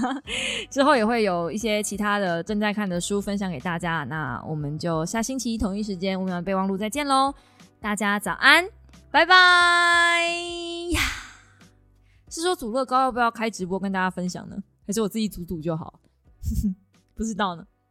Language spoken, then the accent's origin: Chinese; Kaohsiung, Taiwan; now in Taipei, Taiwan; 然后回我的故乡，去买高雄去买高雄的房子